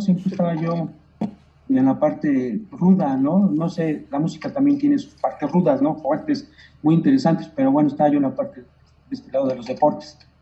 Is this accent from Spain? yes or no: no; Mexico; yo como mexicano